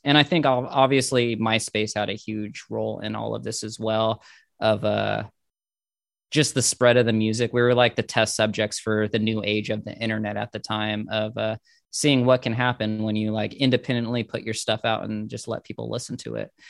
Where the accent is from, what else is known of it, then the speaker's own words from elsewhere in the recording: Inland Empire, California, United States; I'm from the Inland Empire of California, and we had our own little cult thing. Like, I'm from the same town … is from